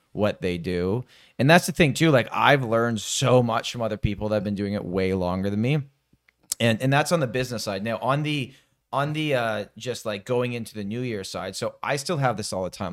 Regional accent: Toronto, Ontario, Canada; I'm born and raised in Toronto

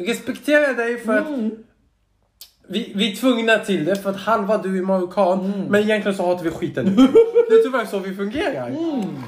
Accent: Stockholm, Stockholm County, Sweden; now in Södertälje, Sweden; jag är uppvuxen i Hägersten, vilket är mycket finare områden än Södertälje

